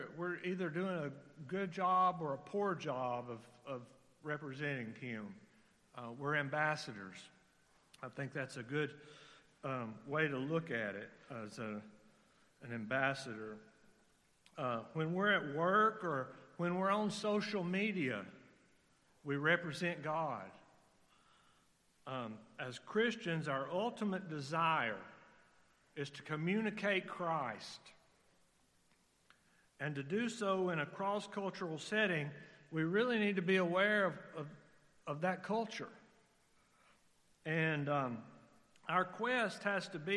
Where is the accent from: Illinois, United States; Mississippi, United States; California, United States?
Mississippi, United States; moved away; We're from Mississippi